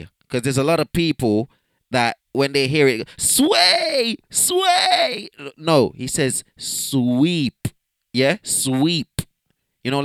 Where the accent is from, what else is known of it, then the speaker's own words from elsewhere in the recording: London, United Kingdom; I grew up in Northwest London when I came to England